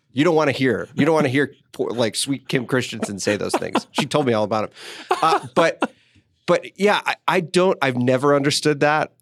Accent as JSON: {"language": "English", "town": "Detroit", "region": "Michigan", "country": "United States", "tie": "born or raised there", "also_born_or_lived": "central Illinois", "moved": "yes", "lives_now": "Denver, United States", "said": "I grew up in Detroit, so I, I grew up a Lions fan"}